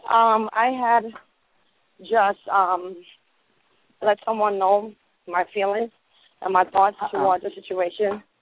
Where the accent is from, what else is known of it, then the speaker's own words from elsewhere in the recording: New York City, New York, United States; moved away; Originally, yes. from the Bronx.